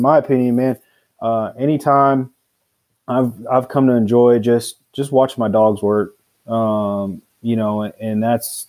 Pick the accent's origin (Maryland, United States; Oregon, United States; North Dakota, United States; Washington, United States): Washington, United States; No, I'm actually from Washington State.